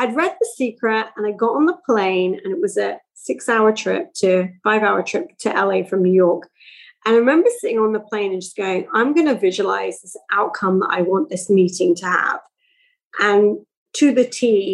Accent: England, United Kingdom; moved away; also born or lived in Milton Keynes; I grew up in England in the 70s and 80s.

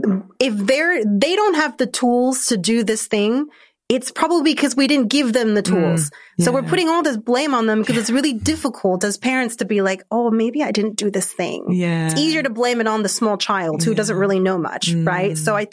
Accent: Argentina; Like I'm originally from Argentina, so very Latin culture.

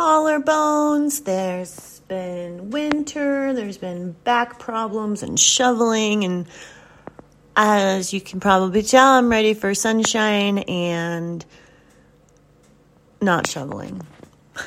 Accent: the South, United States; I grew up in the South

